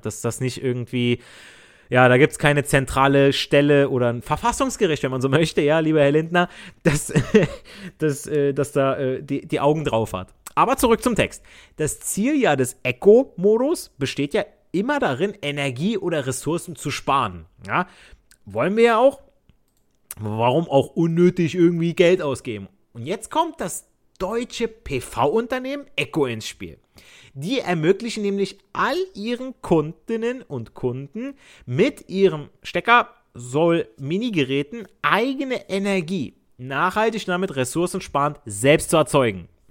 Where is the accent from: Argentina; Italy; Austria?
Italy; Southern Italy; now in Germany; ich als Süditaliener, ich spreche auch Dialekt